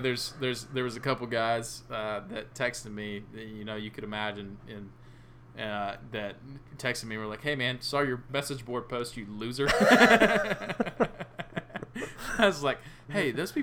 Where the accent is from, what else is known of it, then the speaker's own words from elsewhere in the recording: Middle Georgia, United States; We're from Middle Georgia.